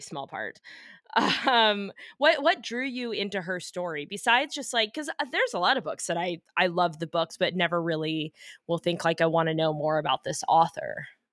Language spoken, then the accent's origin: English; United States; I'm from America